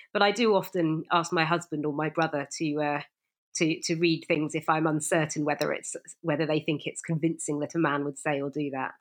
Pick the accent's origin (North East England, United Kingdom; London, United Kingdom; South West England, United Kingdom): South West England, United Kingdom; Bristol; I'm actually from Bristol